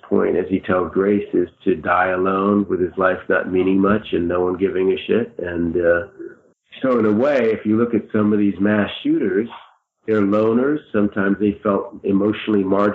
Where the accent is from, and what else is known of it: United States